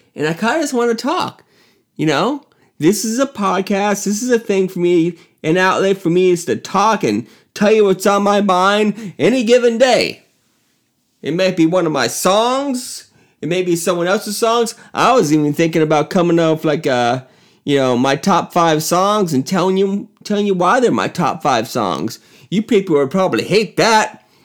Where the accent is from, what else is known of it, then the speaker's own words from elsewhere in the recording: Miami, Florida, United States; now in Chicago, United States; Miami's my hometown and always be